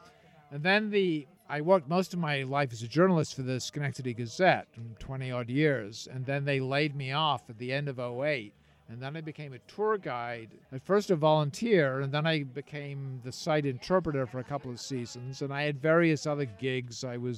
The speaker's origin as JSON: {"language": "English", "region": "England", "country": "United Kingdom", "tie": "born or raised there", "said": "I grew up in England. My parents were American, but I went to a good school in England"}